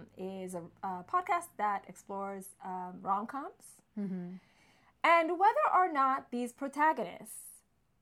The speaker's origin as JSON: {"language": "English", "town": "Montreal", "region": "Quebec", "country": "Canada", "tie": "born or raised there", "moved": "as an adult", "lives_now": "Toronto, Canada", "said": "I grew up in Montreal mm-hmm. and I lived there till my late 20s."}